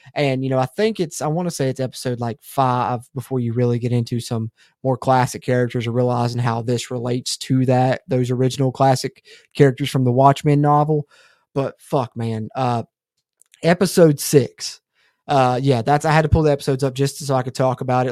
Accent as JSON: {"language": "English", "region": "West Virginia", "country": "United States", "said": "I'm from West Virginia"}